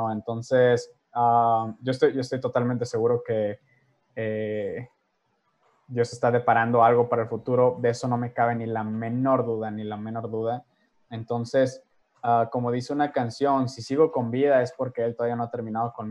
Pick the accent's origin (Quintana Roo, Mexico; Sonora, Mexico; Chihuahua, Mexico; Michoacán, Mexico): Sonora, Mexico; Ciudad Obregón; also born or lived in Tijuana; Em, soy originario de Tijuana, Baja California, criado en la ciudad de Obregón, Sonora, durante siete años. De ahí, pues, básicamente mi vida ha sido ah, muy nómada, ¿no?